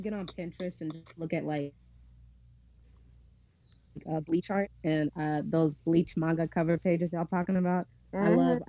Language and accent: English; Little Rock, Arkansas, United States; I'm from Arkansas, the Little Rock area